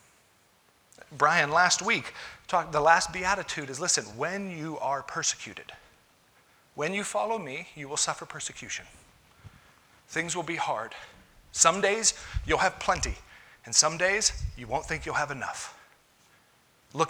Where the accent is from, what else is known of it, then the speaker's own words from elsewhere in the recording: United States; I'm an American